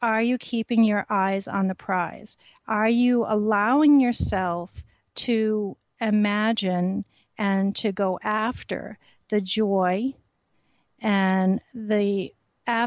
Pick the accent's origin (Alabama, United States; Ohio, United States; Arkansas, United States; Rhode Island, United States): Rhode Island, United States; I grew up in Rhode Island and used to go to Goddard Park